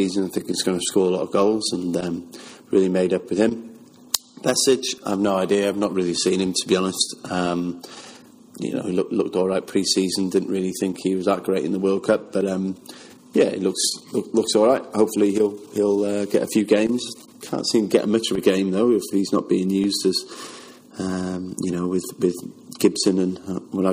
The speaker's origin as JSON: {"language": "English", "region": "Wales", "country": "United Kingdom", "said": "I'm Welsh"}